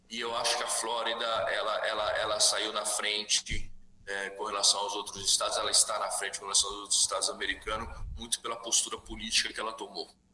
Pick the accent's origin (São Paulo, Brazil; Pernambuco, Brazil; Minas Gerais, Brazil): São Paulo, Brazil; Araraquara; moved away as an adult; now in United States; eu estou aqui em Araraquara, uhum. onde, eu fui, onde eu nasci, fui criado